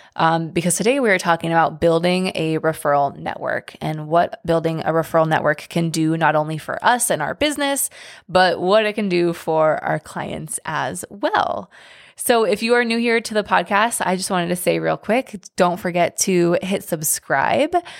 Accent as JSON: {"language": "English", "town": "Seattle", "region": "Washington", "country": "United States", "moved": "yes", "said": "I'm from Seattle, but I do not live in Seattle now"}